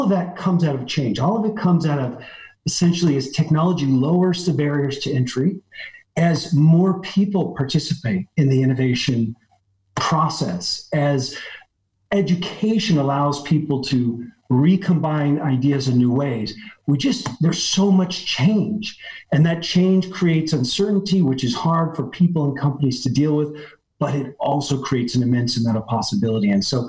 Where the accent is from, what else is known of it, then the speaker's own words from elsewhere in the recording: West Coast, United States; now in Paris, France; I mean, I grew up on the West Coast of the United States. You can probably tell from my accent, but I live in Paris today.